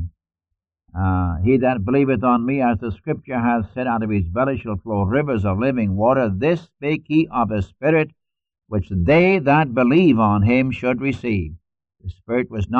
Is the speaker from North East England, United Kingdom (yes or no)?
yes; Newcastle upon Tyne, North East England, United Kingdom; accent: Geordie; moved away; I'm a Geordie. That's a mixture of Irish, Scots, and English. A little bit of Frisian thrown in for good measure. If I were to speak my dialect, you couldn't understand me. In fact, in school, we spoke pure English, standard English in school. And the moment we got out of the door of the school, we spoke our dialect.